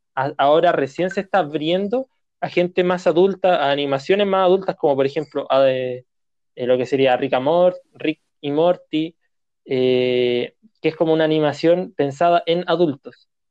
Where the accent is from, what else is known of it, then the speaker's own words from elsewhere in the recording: Chile; nosotros como chilenos